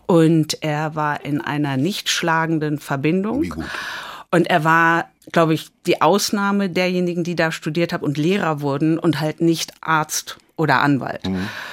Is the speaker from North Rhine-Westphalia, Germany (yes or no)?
yes; Dortmund, North Rhine-Westphalia, Germany; moved away as an adult; also born or lived in United States; in Dortmund, äh, Bövinghausen, wo ich groß geworden bin